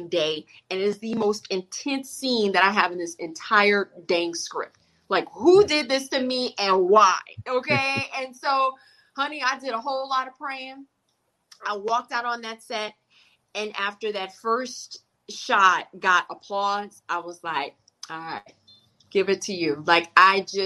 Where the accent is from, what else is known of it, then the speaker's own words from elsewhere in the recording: the South, United States; I'm from the South